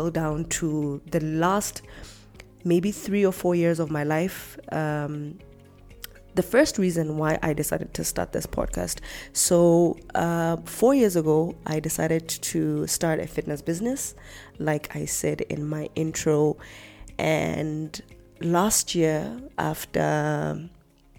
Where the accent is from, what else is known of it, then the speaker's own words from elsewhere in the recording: Lesotho; born and bred in Lesotho